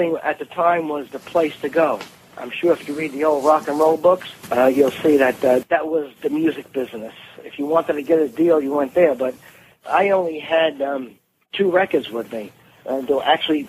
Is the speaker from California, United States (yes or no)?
no; New York City, New York, United States; I was a kid from Brooklyn.